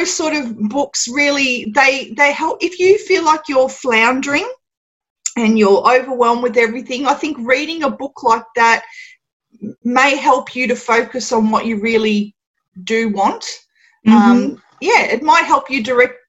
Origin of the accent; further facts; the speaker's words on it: Australia; accent: very Australian; you can tell by my accent I'm definitely very Australian